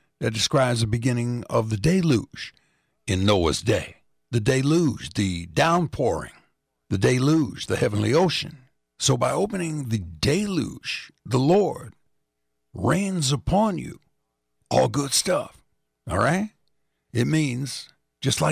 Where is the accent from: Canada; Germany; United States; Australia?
United States; Indianapolis, Indiana; Coming out of the Westside Baptist Church in Indianapolis, Indiana, my hometown